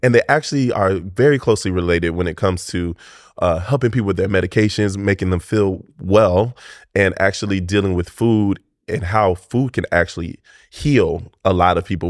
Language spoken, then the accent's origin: English; Tampa, Florida, United States; I grew up in East Tampa.